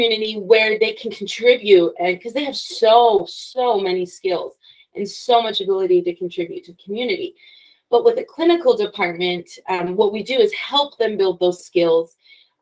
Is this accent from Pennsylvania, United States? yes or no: no; Logan, Utah, United States; I'm from Logan. I went to Utah State University.